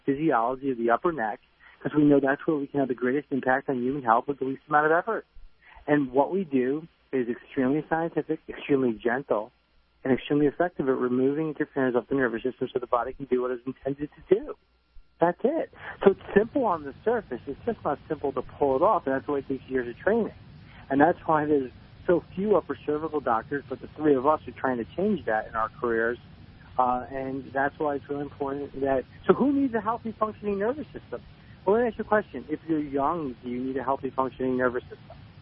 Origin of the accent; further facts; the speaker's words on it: New Jersey, United States; I'm from New Jersey